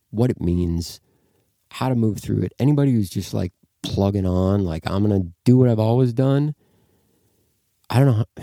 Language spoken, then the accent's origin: English; Midwest, United States; man, I'm from the Midwest.